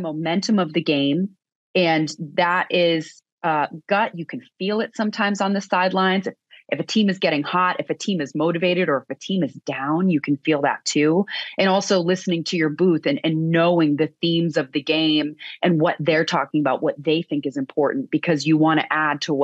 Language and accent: English; outside of San Francisco, California, United States; moved away as an adult; also born or lived in Boston; I grew up outside of San Francisco as a huge diehard Giants fan